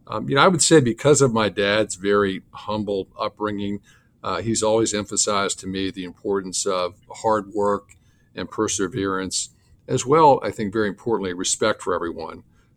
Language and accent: English; Bronxville, New York, United States; the town where I grew up in Bronxville, just outside New York City. The town was really built out, and so there was very little open space.